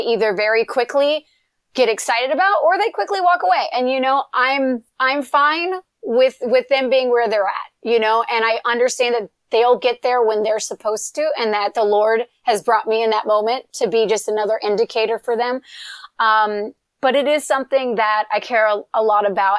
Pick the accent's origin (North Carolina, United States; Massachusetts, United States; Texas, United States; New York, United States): North Carolina, United States; Eastern; moved away as an adult; now in California, United States; I grew up in Eastern North Carolina, you know, in a, in literally a no stoplight town